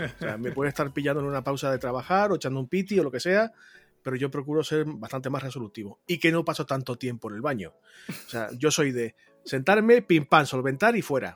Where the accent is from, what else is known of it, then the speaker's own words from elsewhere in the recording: La Palma, Canary Islands, Spain; moved away; Yo soy de La Palma